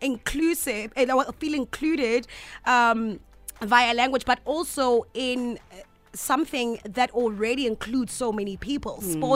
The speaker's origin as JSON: {"language": "English", "town": "Johannesburg", "region": "Gauteng", "country": "South Africa", "tie": "born or raised there", "also_born_or_lived": "Pretoria", "said": "I was born in Pretoria, raised in Johannesburg, okay? But till today, so many years later, my Zulu still sounds like a girl from Pretoria."}